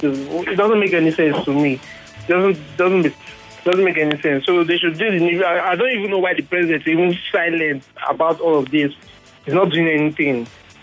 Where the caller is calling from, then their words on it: Shomolu, Lagos, Nigeria; Yeah, I'm calling from Shumulu.